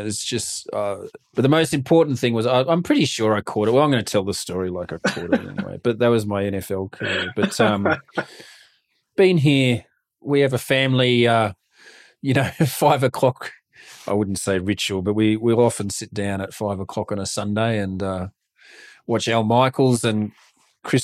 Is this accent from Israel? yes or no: no; Australia; moved away as an adult; As an Aussie, not knowing much about the game and now being here 10 years